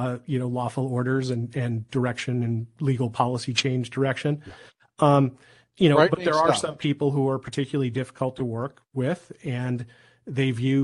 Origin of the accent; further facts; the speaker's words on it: Philadelphia, Pennsylvania, United States; my hometown of Philadelphia